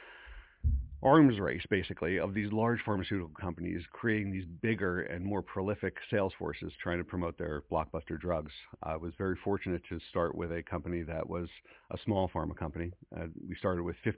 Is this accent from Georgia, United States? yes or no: no; Hillsborough, New Jersey, United States; moved away as an adult; also born or lived in West Coast; now in Princeton, United States; growing up in Hillsboro, well, first of all, the large family, I'm the youngest of six.